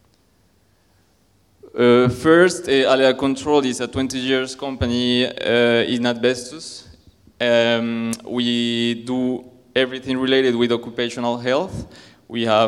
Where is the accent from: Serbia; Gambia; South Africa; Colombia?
Colombia; moved away; also born or lived in France / Spain; I'm from Colombia